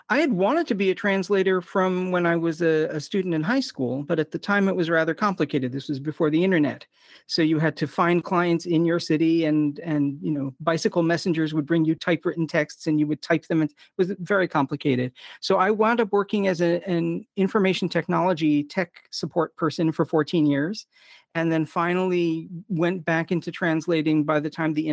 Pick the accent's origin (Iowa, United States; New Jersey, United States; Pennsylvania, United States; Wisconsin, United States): New Jersey, United States; accent: Philadelphian; also born or lived in Philadelphia; now in New York, United States; I was born in Philadelphia, grew up in the southern New Jersey suburbs of Philadelphia. Have learned to talk less Philadelphian since I got to New York because people don't know what the heck I'm talking about if I use Philly terms.